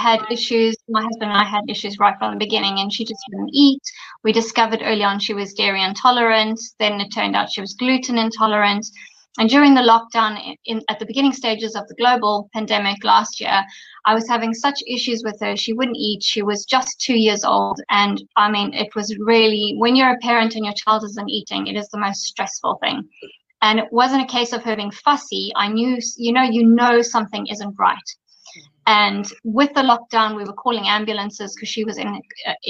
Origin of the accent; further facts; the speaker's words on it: Zimbabwe; moved away as an adult; also born or lived in London, United Kingdom / Dubai, UAE / Australia; I was born in Zimbabwe, grew up in Zimbabwe